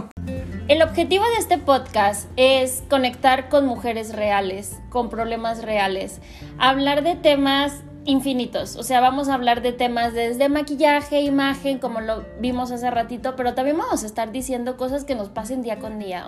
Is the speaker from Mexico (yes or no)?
yes; Guadalajara, Jalisco, Mexico; moved away as an adult; also born or lived in Mexico City; yo soy de Guadalajara me decidí regresar porque extrañaba muchísimo a mi familia